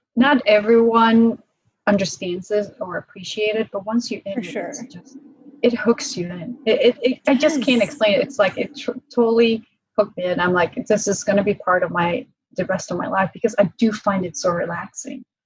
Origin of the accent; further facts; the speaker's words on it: Prague, Czechia; moved away; I was born in Prague in Czech Republic.